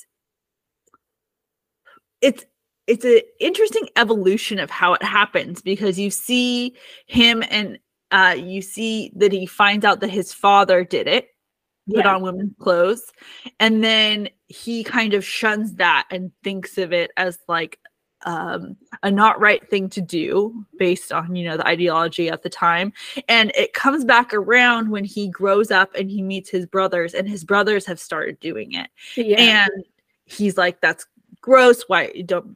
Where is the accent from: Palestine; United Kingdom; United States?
United States; being an American